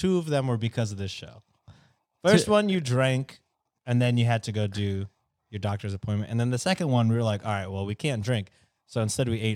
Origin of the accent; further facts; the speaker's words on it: Texas, United States; I'm a Texan